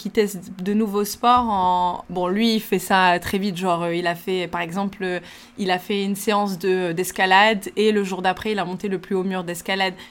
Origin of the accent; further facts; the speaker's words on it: Italy; French is a second language; je vais euh, peut-être égoutter les pâtes parce que en tant que bonne